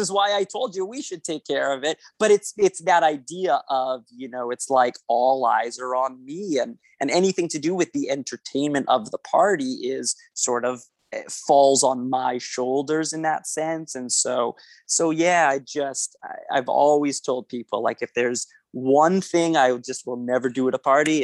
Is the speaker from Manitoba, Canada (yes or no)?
yes; Winnipeg, Manitoba, Canada; accent: Canadian; I'm from Winnipeg, Manitoba, Canada